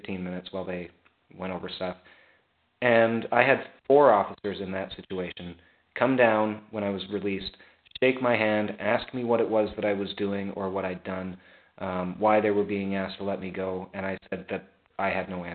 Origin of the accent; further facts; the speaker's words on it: Canada; I grew up, you know, French, like not French Canadian, but like as a Canadian, it's mandatory in our schools